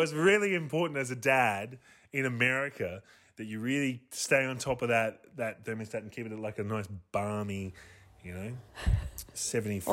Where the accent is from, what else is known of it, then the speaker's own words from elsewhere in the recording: Australia; we're from Australia